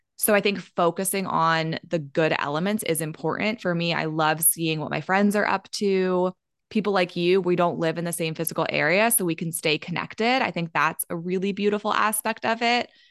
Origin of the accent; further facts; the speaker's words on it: Maryland, United States; moved away; also born or lived in Colorado; I grew up in Maryland, so on the East Coast